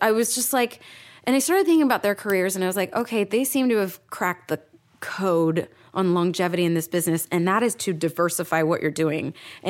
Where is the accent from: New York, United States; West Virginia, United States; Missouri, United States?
New York, United States; now in Los Angeles, United States; I'm a New Yorker and I hate LA because I'm a New Yorker and that's what we do and stuff.